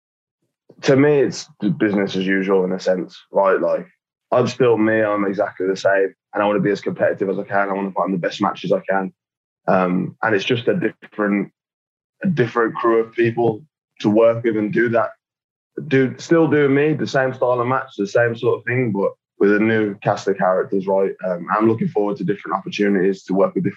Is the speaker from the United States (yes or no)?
no; United Kingdom; I am British